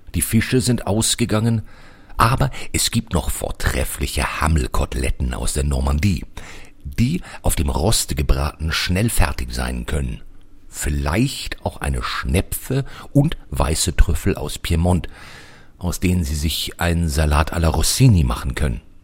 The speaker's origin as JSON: {"language": "German", "country": "Germany", "said": "wir als Deutsche"}